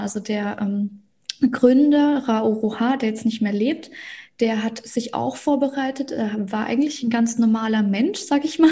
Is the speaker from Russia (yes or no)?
yes; Russia; now in Germany; Ich bin ja gebürtige Russin, deswegen mache ich auch viel auf Russisch